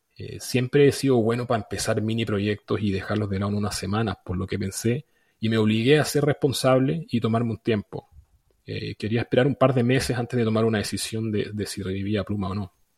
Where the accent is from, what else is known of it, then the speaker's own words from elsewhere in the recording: Chile; soy chileno